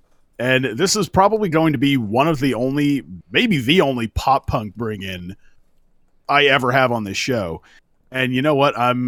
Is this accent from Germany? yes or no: no; Central California, United States; moved away; I actually had the great pleasure of seeing this band in my old hometown in Central California.